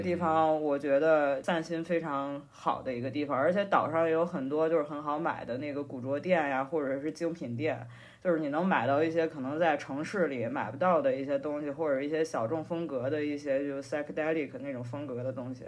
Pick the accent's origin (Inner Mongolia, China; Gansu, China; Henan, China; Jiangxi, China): Henan, China; 因为我是河南人嘛，我可能比较喜欢吃面食